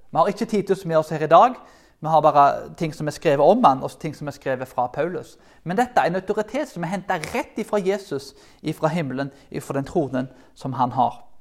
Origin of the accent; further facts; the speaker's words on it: Karmøy, Rogaland, Norway; Jeg kommer jo fra Karmøyene